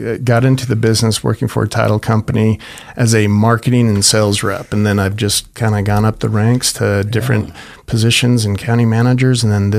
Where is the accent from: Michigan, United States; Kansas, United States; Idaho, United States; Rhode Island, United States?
Idaho, United States; Boise; So, I grew up in Boise, Idaho, obviously. Obviously because I lived here and I went to St. Mary's Grade School, Bishop Kelly High School.